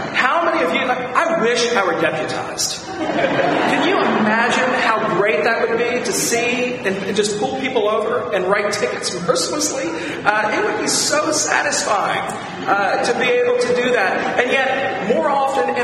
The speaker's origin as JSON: {"language": "English", "region": "Virginia", "country": "United States", "tie": "born or raised there", "moved": "as an adult", "said": "my hometown for dinner one night in Virginia"}